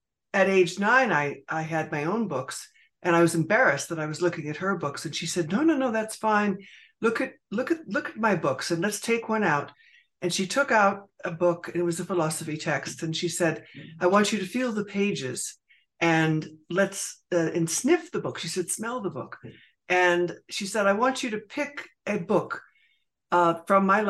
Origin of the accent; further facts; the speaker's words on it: northwestern Pennsylvania, United States; I grew up in a very small town in northwestern Pennsylvania